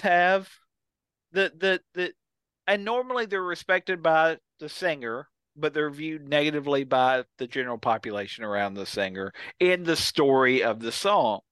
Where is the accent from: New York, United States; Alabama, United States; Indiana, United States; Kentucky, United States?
Kentucky, United States; we grew up in Kentucky, all three